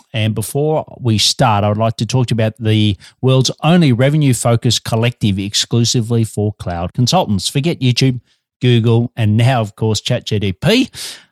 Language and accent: English; Australia; also born or lived in Melbourne, Australia; I'm an Aussie working globally for Melbourne, Australia.